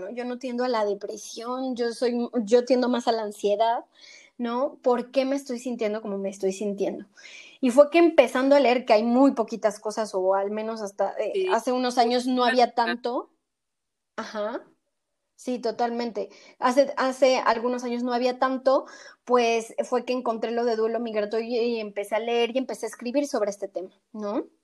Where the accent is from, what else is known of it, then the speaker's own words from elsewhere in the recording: Mexico; moved away as an adult; also born or lived in Argentina; now in Spain; soy orgullosamente mexicana igual que tú, inmigrante también, eh, yo vivo en España